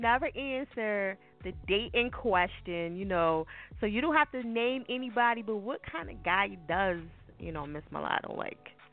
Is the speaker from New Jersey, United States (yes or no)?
yes; New Jersey, United States; I'm from Jersey